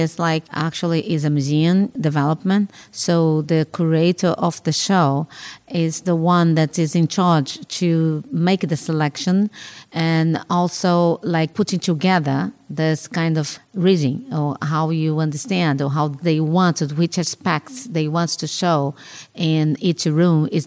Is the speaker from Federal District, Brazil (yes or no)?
no; Rio de Janeiro, Brazil; I was born in Rio de Janeiro, no? And grew up there and works and lives there so far